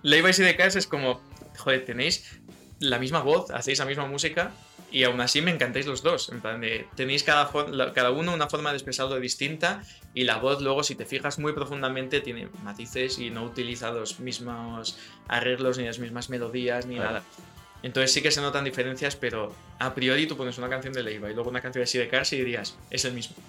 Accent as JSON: {"language": "Spanish", "country": "Spain", "said": "los españoles tenemos como nuestro acento inglés españolizado un poco"}